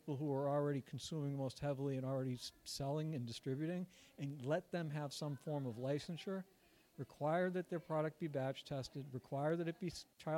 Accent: Massachusetts, United States; it was my home state as well

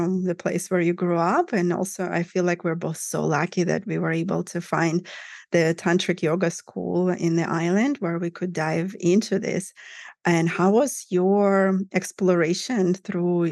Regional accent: Russia; I grew up in Russia, in Soviet Union, actually, to begin with. But then Russia in the 90s

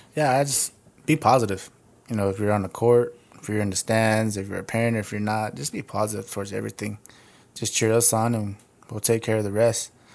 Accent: United States; I was born in Radoso, and I just moved from subdivision to subdivision

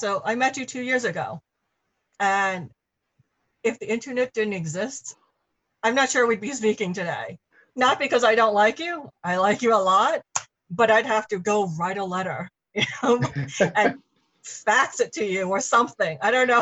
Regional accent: New York City, New York, United States; I grew up in New York

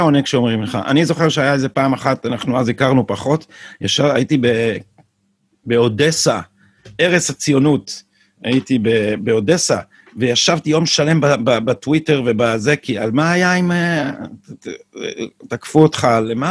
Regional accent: Jerusalem, Jerusalem District, Israel; כשהייתי ילד בירושלים

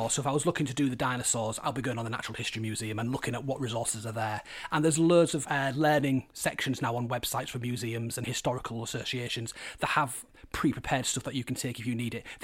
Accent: Hull, Yorkshire and the Humber, United Kingdom; also born or lived in York; when you grow up in Hull you are quite keen to spread your wings and go other places

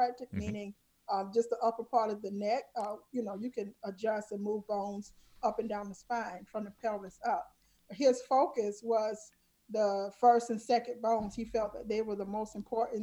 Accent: South Carolina, United States; I grew up in the South, small town, South Carolina.

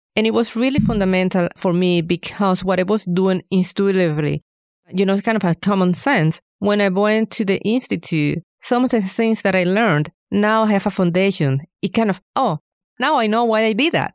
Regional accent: Venezuela; moved away as an adult; now in Fayetteville, United States; I am originally from Venezuela

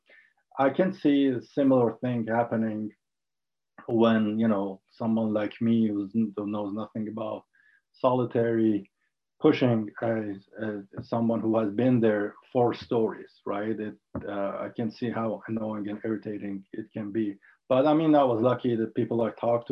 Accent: Ahvaz, Khuzestan, Iran; English is a second language; moved away; also born or lived in Tehran; I grew up in Ahvaz in south of Iran during the Iran-Iraq war

